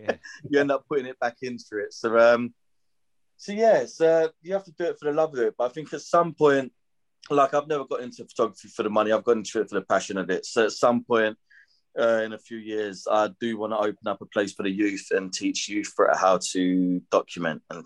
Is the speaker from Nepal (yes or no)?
no; London, United Kingdom; growing up in Peckham, there weren't much to do as a youth in the area when we was growing up